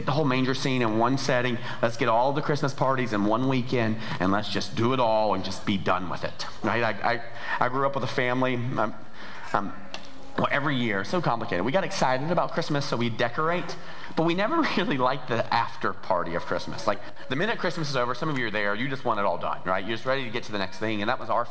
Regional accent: Georgia, United States; moved away as an adult; also born or lived in Montana; we are from Georgia. That's where the accent's from

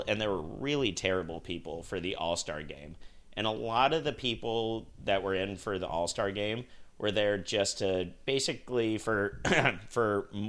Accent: Salt Lake City, Utah, United States; I grew up in Salt Lake

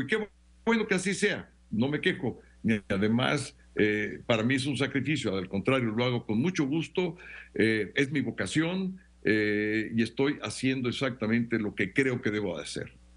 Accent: Mexico; como miles y miles de mexicanas y mexicanos que hicimos una carrera

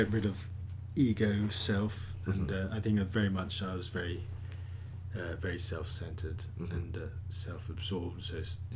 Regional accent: Tokyo, Japan; also born or lived in Hong Kong / Thailand; child, I lived in Tokyo

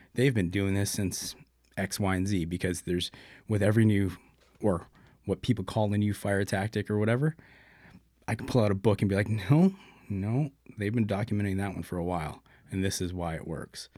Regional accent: Brampton, Ontario, Canada; born and raised in Brampton. Pretty much did everything there growing up

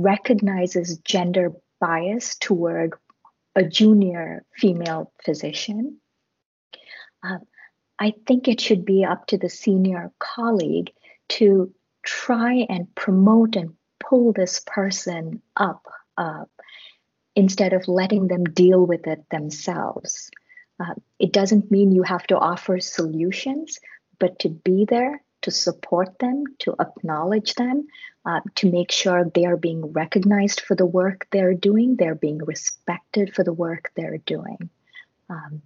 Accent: India; moved away; I grew up in India

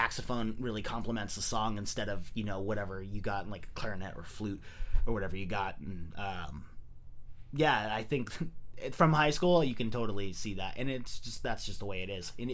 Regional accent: San Jose, California, United States; moved away as an adult; also born or lived in San Luis Obispo; I'm originally from San Jose. I moved away for, like, the last... you know, 5 or 6 years. I was in San Luis Obispo.

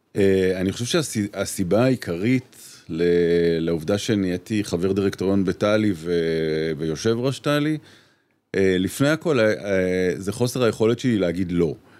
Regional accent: Petah Tikva, Central District, Israel; אני גדלתי איתה בפתח תקווה

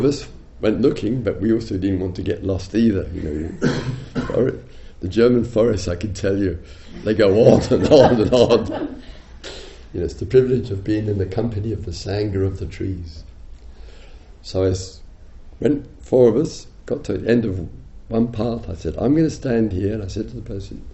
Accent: England, United Kingdom; I'm English

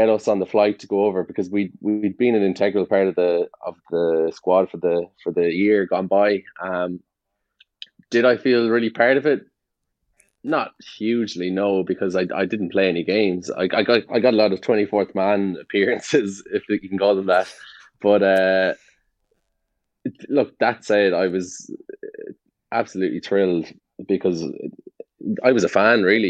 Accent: Galway, Connacht, Ireland; moved away as an adult; also born or lived in Italy; these guys were my hometown team

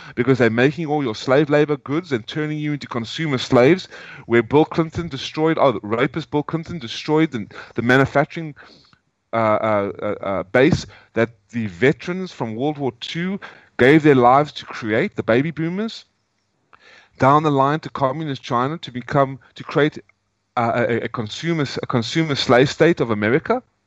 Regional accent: South Africa; moved away; also born or lived in United States; I'm a South African, but now I'm an American. I'm no longer going to call myself a South African.

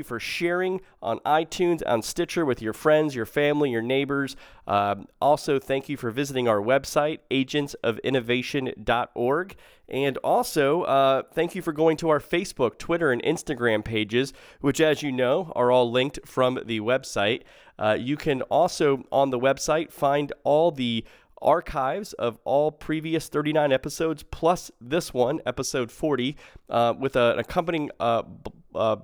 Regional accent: South Florida, United States; also born or lived in Tallahassee, Florida; I grew up in South Florida as a Hurricanes fan, but I lived in Tallahassee for 8 years

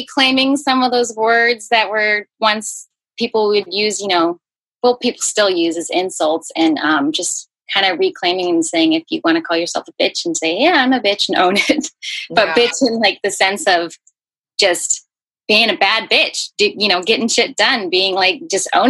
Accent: San Diego, California, United States; also born or lived in Hawaii / Portland; I live in San Diego. I've been here for most of my life, except for a short little stint in that I lived in Portland for a little while, just like 6 months or so. And I was born in Hawaii, actually.

